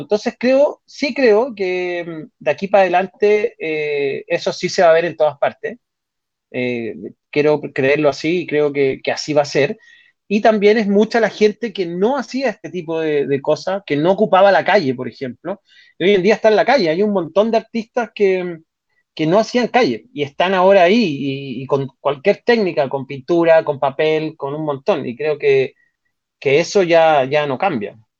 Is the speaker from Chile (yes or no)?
yes; Chile; en mi país